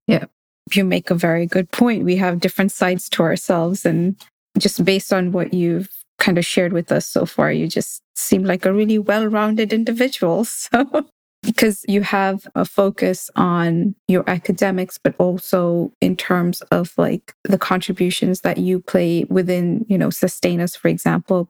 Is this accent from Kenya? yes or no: yes; Kenya; now in United States; as a South Asian woman growing up in Kenya and then moving to the US